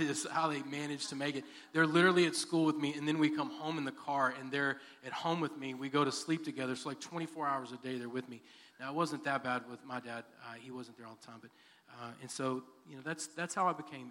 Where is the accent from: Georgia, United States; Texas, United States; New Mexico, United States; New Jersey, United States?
Texas, United States; Texas City; also born or lived in Dallas, Texas / Garland, Texas / Sulphur Springs, Texas; Moved to Sulphur Springs and then moved to what I consider my hometown, which is Texas City, Texas. I graduated from Texas City.